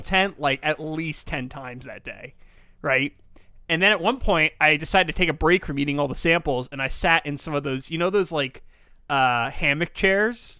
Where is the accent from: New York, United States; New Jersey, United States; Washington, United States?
New York, United States; I'm from, I'm born and raised this area.